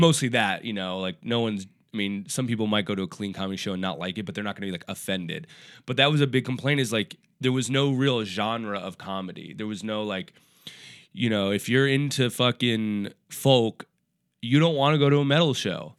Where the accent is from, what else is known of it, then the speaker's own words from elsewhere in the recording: Minneapolis, Minnesota, United States; moved away as an adult; also born or lived in Portland; now in New York, United States; I was born and raised in Minneapolis, Minnesota